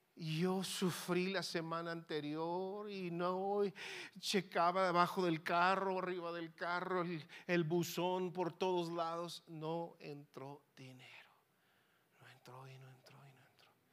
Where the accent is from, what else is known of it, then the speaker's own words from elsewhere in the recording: Mexico; moved away as an adult; now in Hermosillo, Mexico; mi tierra mexicana.